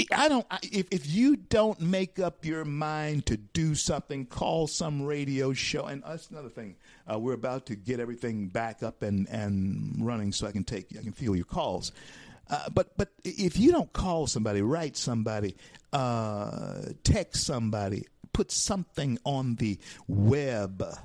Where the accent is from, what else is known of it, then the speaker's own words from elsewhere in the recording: Louisiana, United States; I'm from Louisiana